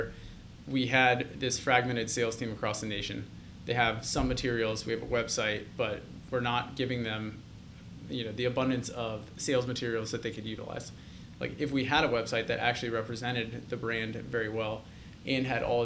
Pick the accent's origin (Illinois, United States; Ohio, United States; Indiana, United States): Ohio, United States; Gahanna; I grew up actually mainly in Columbus, Gahanna